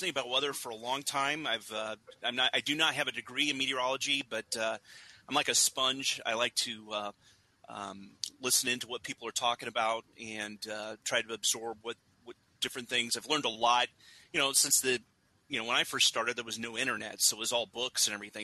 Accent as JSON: {"language": "English", "region": "Indiana", "country": "United States", "tie": "born or raised there", "said": "grew up in Indiana"}